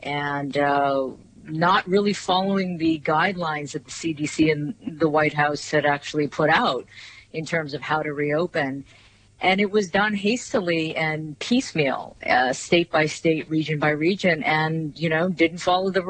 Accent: United States; I'm Korean American, second generation

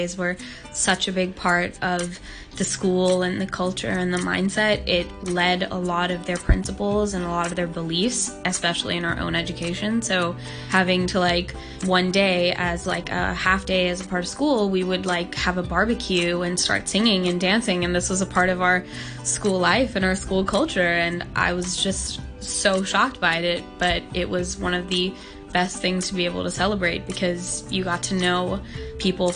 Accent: Hong Kong; I was born and raised in Hong Kong

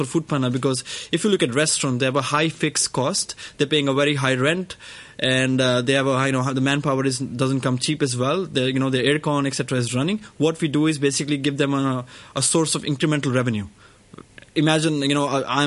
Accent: New Delhi, Delhi, India; I was born in New Delhi

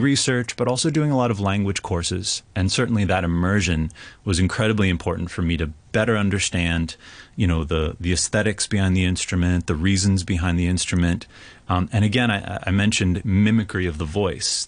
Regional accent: Berkeley, California, United States; I grew up in Berkeley, California.

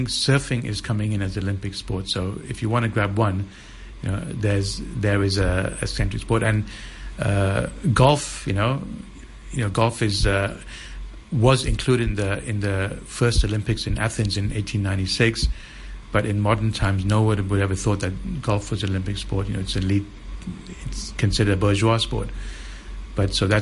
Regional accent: Hong Kong; when I was growing up in Hong Kong

